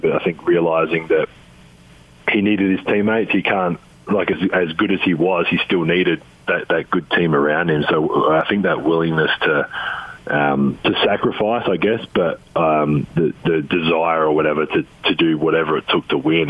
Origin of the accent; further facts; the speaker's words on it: Adelaide, South Australia, Australia; moved away as an adult; the Adelaide 36ers, my hometown team.